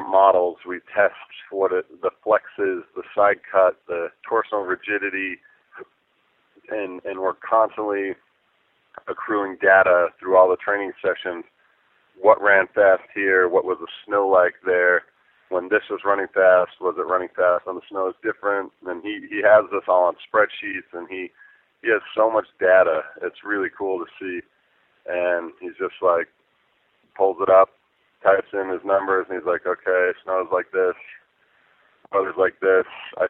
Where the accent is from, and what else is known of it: Park City, Utah, United States